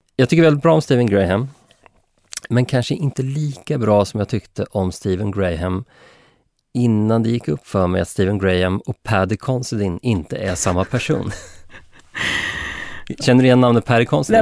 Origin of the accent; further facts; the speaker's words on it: Sweden; mig som svensk